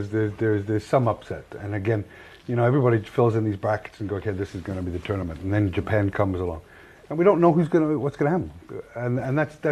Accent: Wales, United Kingdom; as a Welshman

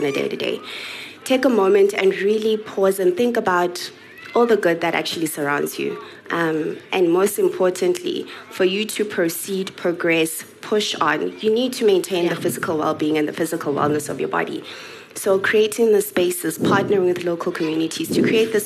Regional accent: Soweto, Gauteng, South Africa; I'm from Soweto.

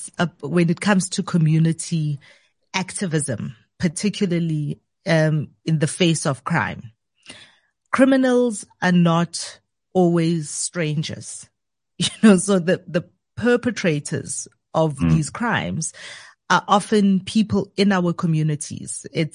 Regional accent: Soweto, Gauteng, South Africa; growing up in the township, growing up in Soweto particularly

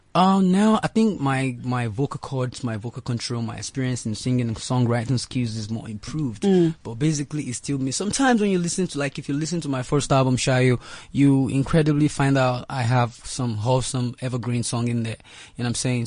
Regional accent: Lagos, Nigeria; I grew up in Lagos, Nigeria

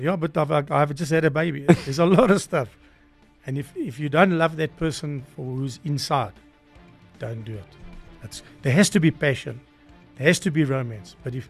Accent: Free State, South Africa; If you come from Cape Town and I'm from the Free State, we have a different understanding of life.

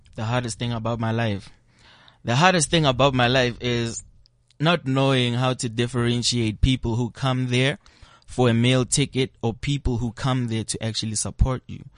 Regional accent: Pretoria, Gauteng, South Africa; also born or lived in Kempton Park; I grew up in Pretoria, Sunnyside. We moved to different locations, you know, Kempton Park, but Pretoria, Sunnyside, that is my home.

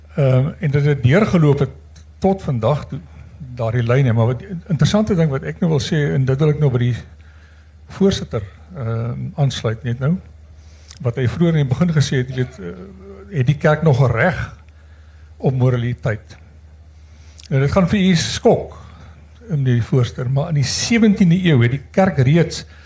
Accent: Stellenbosch, Western Cape, South Africa; now in Windhoek, Namibia; ek beskou myself as 'n Stellenbosser, maar ek bly al 30 jaar

